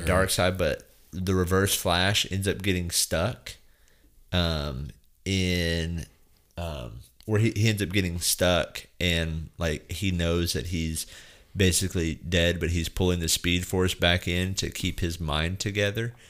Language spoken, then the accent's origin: English; West Texas, United States; growing up in West Texas